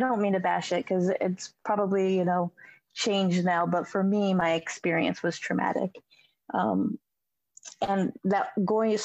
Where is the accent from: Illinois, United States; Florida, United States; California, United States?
Illinois, United States; Springfield; I grew up in Springfield, Illinois